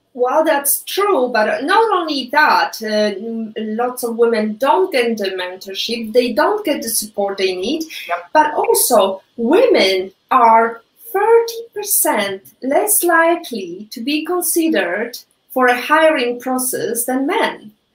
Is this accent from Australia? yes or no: no; Poland; English is a second language; moved away; I'm Polish. I was born and raised in Poland